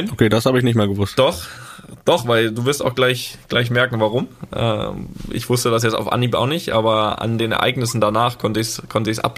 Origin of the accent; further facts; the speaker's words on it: Rostock, Mecklenburg-Vorpommern, Germany; Da, wo wir ja als, ja, als Jugendliche in Rostock immer trainiert haben, täglich.